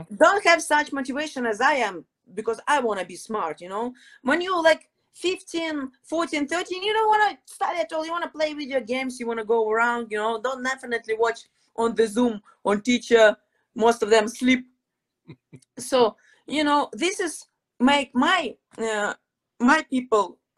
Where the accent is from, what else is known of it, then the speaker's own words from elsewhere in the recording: Odesa, Odesa Oblast, Ukraine; English is a second language; moved away; also born or lived in Crimea / Mykolaiv; my hometown is Odessa, beautiful city, huge city, more than 1 million people in the city